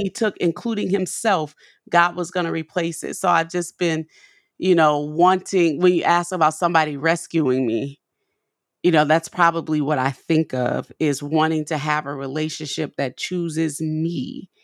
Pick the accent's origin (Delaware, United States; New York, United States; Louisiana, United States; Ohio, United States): Louisiana, United States; New Orleans; now in Nashville, United States; we have a store in New Orleans on Magazine Street, 'cause that's my hometown where I'm from.